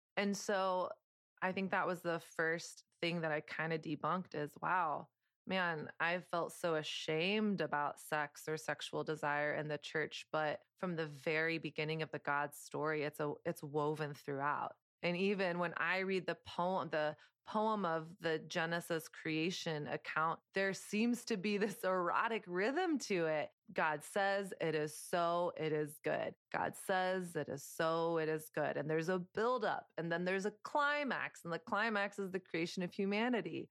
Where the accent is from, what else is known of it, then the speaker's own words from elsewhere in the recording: the South, United States; moved away as an adult; now in New York City, United States; I grew up in Southern conservative culture